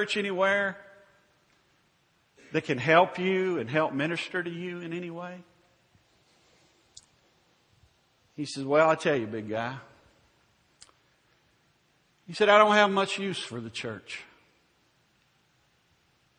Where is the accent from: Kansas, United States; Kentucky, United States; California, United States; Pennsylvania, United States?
Kentucky, United States; Louisville; my hometown of Louisville, Kentucky.